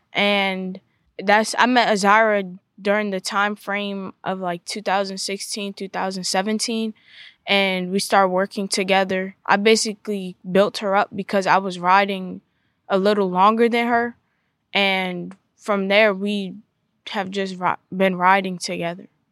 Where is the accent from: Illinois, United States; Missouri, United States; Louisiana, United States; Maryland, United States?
Maryland, United States; Southern; I'm from Southern Maryland